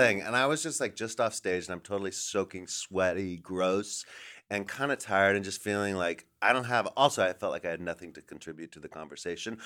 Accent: Los Angeles, California, United States; also born or lived in Silver Lake, Los Angeles; now in New York, United States; I live in New York, but I grew up here in Los Angeles

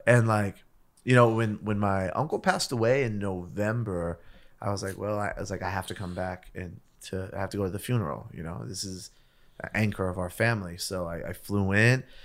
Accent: Los Angeles, California, United States; also born or lived in South Gate / Downey; we grew up in East Los Angeles

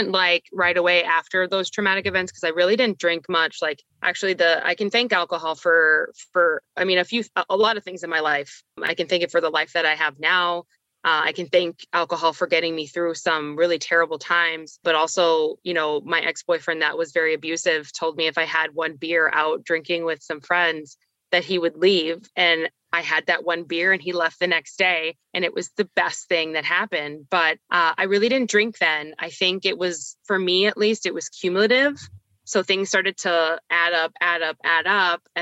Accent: Miami, Florida, United States; A lot of my friends growing up in Miami, it's a different kind of drinking culture, a different drug culture.

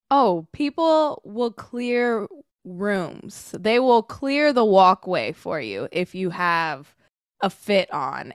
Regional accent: Sacramento, California, United States; now in Los Angeles, United States; growing up in Sacramento

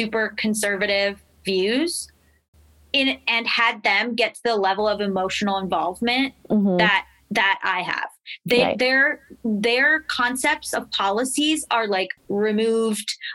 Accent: Florida, United States; I'm from Florida. Like, I'm from the South

